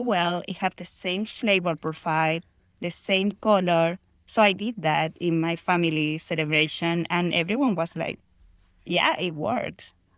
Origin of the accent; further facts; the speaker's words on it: Chile; moved away as an adult; now in Houston, United States; I grew up in Chile